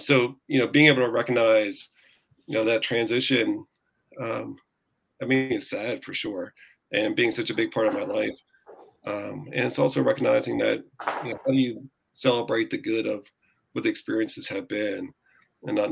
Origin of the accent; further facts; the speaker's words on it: Pennsylvania, United States; moved away as an adult; also born or lived in Namibia / Washington, D.C.; now in Sacramento, United States; going from this lush green Pennsylvania to an arid savanna was a big shock